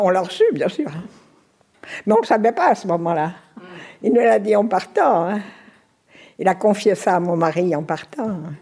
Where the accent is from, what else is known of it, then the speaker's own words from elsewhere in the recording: Normandy, France; moved away as an adult; also born or lived in Paris / Lorraine / Canton of Bern; now in Biel, Switzerland; nous avons quitté la Normandie ensemble